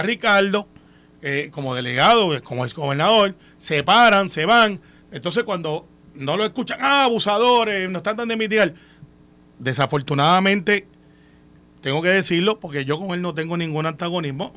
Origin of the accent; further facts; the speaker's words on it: Puerto Rico; Nosotros somos una, sociedad, pues somos una raza y somos una cultura pacífica, democrática y que, que se supera. E, ese es el puertorriqueño